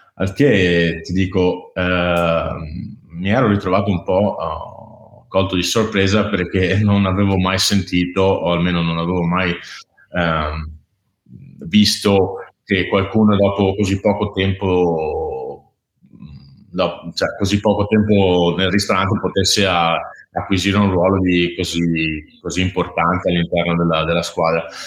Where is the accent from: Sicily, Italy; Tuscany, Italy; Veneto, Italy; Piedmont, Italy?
Veneto, Italy; moved away as an adult; also born or lived in Copenhagen; da Veneto, gran lavoratore